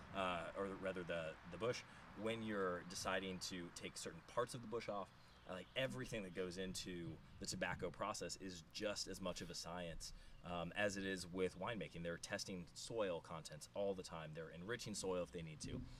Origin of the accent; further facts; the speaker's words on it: close to Tampa, Florida, United States; I grew up in Florida